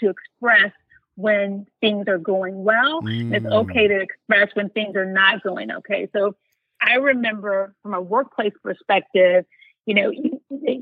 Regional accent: United States; as an American and as a Black woman

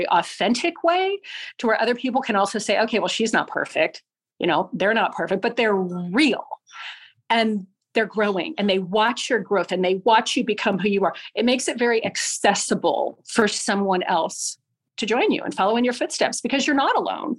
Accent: Littleton, Colorado, United States; moved away; also born or lived in Fogelsville, Pennsylvania; I'm from Littleton, Colorado

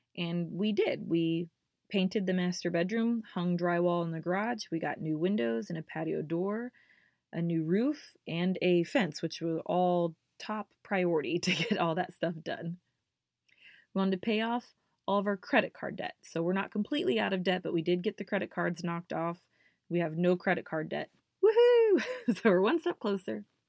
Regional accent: Indiana, United States; I grew up here in Indiana

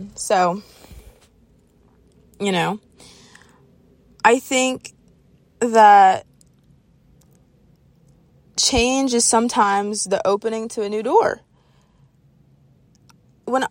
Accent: Jacksonville, Florida, United States; I grew up in Jacksonville. And then I moved out to, like, this country area

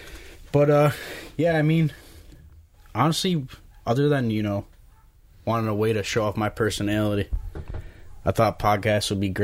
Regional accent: Niagara Falls, New York, United States; I was born in Niagara Falls, well. But unlike them, I never left. I've been here my entire life.

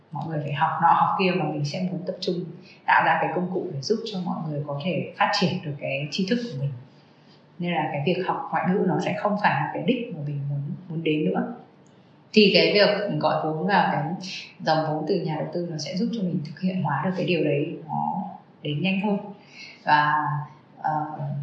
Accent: Vietnam; người mình là người Việt Nam

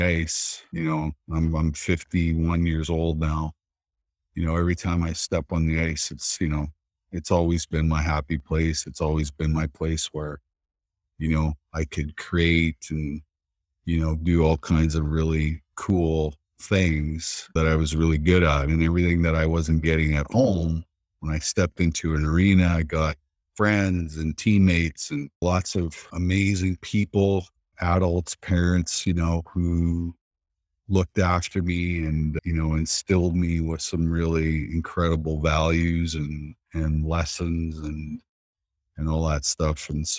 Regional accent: Saskatchewan, Canada; I grew up in a lot of chaos and violen

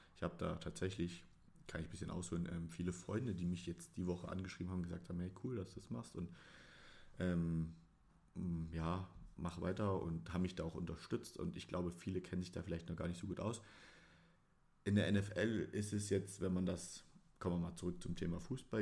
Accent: Dresden, Saxony, Germany; ich bin Sachse, um es genau zu nehmen, Dresdner

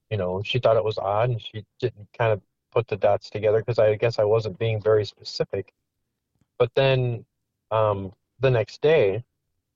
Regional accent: Wisconsin, United States; moved away as an adult; also born or lived in Iowa; I moved from Iowa to back to my hometown in Wisconsin, and I met, you know, my wife now, Tina, who I went to high school

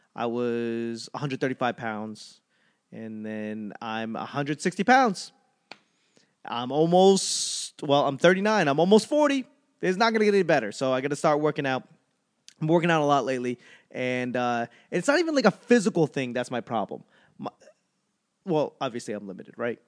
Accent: Boston, Massachusetts, United States; moved away; also born or lived in Los Angeles; I'm from Boston, but I lived in L A long enough

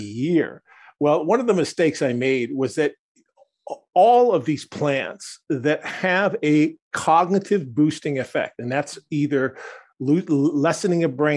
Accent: Wisconsin, United States; I come from Wisconsin, just north of you

